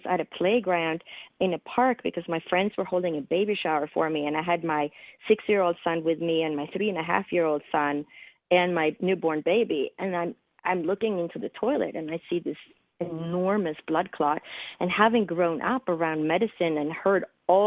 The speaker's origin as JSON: {"language": "English", "country": "Sweden", "tie": "born or raised there", "also_born_or_lived": "East Coast, United States / West Coast, United States", "second_language": "English", "moved": "as an adult", "lives_now": "United States", "said": "I was born and raised in Scandinavia, which is in the northern part of Europe, in the country of Sweden. And I didn't move to the United States until I was 21 years old."}